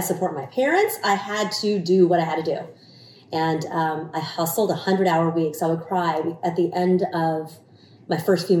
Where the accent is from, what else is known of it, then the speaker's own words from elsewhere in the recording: Houston, Texas, United States; also born or lived in Saigon, Vietnam / Amarillo / Birmingham / Seattle; Houston is my hometown and I was a news anchor for 21 years. It took me around the country. It was Amarillo, Birmingham, Seattle for 12 years. And I finally came back to Houston in 2012.